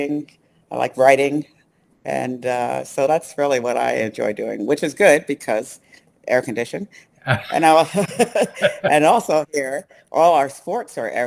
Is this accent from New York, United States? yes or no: yes; New York City, New York, United States; moved away as an adult; also born or lived in Ithaca, New York; now in Phoenix, United States; Brooklyn girl. I was born in Canarsie in Brooklyn, so Brooklynites know where that is. But so I grew up in New York City